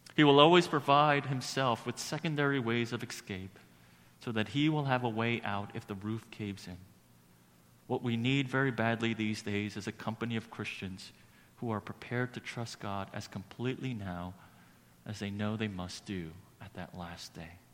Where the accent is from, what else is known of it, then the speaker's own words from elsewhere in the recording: New York City, New York, United States; growing up in Brooklyn